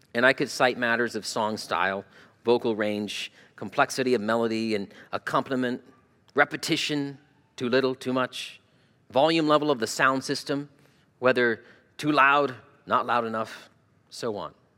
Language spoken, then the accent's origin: English; Arizona, United States; moved away as an adult; also born or lived in Toledo, Ohio; now in Ohio, United States; I grew up in Arizona